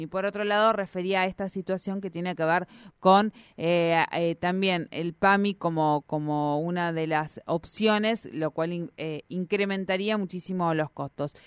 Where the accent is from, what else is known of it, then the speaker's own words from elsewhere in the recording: Neuquén, Argentina; como argentinos y como neuquinos